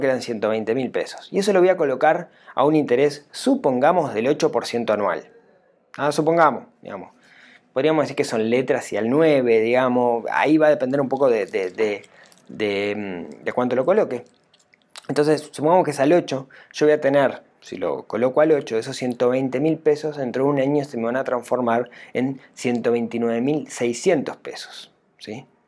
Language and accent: Spanish; Uruguay; acá en Uruguay? Digamos, ¿Cómo nos afectaría a nosotros los uruguayos?